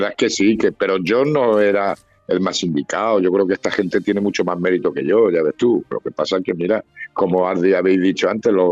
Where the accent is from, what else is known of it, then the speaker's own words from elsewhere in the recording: Castilla-La Mancha, Spain; Hombre, pero yo tengo, yo, hombre, yo soy manchego